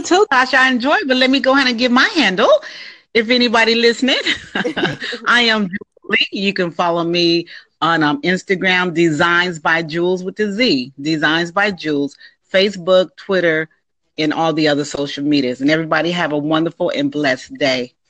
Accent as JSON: {"language": "English", "region": "California", "country": "United States", "moved": "yes", "lives_now": "Jacksonville, United States", "said": "I'm from California, but I live in I'm in Jacksonville, Florida right now."}